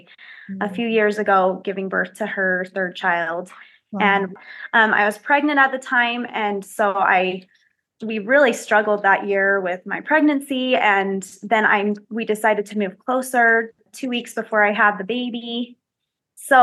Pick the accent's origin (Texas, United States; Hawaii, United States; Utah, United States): Utah, United States; I was born and raised here in Utah